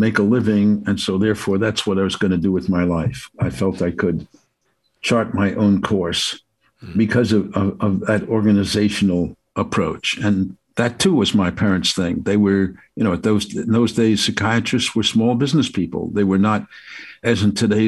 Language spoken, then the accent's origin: English; Passaic, New Jersey, United States; I'd been deeply moved by the power of living in Passaic, New Jersey, which was a very diverse town, had more synagogues and churches of various flavors. The Eastern Church was there. I mean, it was just unbelievable. There were so many parades and so forth. And so I had such a rich smorgasbord of experience in my hometown